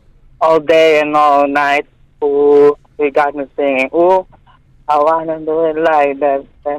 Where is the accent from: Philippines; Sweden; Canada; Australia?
Philippines; I'm from Philippines.